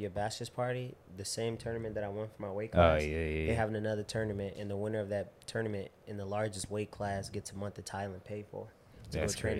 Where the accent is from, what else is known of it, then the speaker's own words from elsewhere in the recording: Chicago, Illinois, United States; I'm like, "From Chicago, but you know, I fuck with the West."